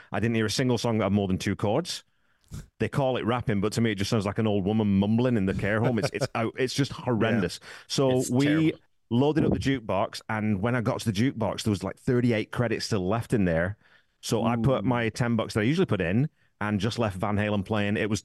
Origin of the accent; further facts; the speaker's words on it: England, United Kingdom; I'm English